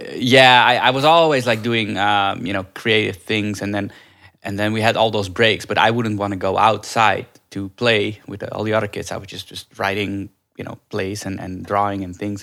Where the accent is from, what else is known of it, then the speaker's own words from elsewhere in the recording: Netherlands; moved away as an adult; also born or lived in India; now in Los Angeles, United States; I grew up in Holland. I was actually adopted from India when I was a baby